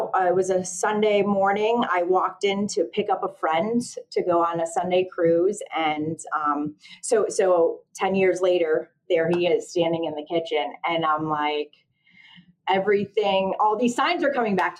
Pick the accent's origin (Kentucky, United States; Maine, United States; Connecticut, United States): Connecticut, United States; I'm from Connecticut